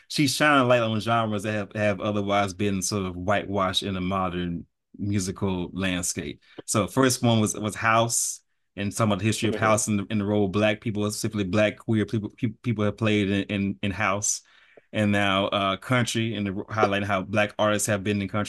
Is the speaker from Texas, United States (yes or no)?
yes; Texas, United States; Is like I'm from Texas. Yes, I was raised on R&B